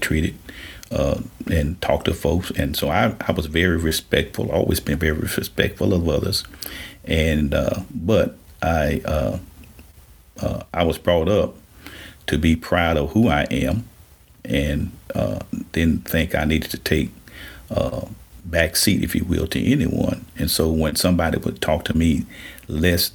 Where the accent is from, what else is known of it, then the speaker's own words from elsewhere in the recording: Shreveport, Louisiana, United States; I grew up here in Shreveport, lived here all of my life, went to school here